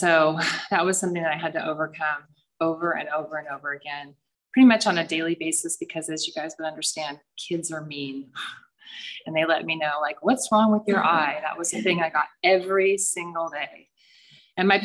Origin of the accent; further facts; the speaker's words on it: San Clemente, California, United States; I grew up in San Clemente in a pretty happy family with four little girls